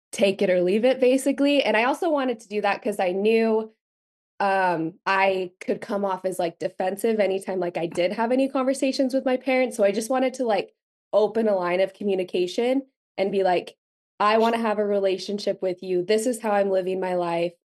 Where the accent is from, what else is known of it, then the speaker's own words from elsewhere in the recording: Utah, United States; I was born and raised in Utah, very much grew up in like the Mormon bubble.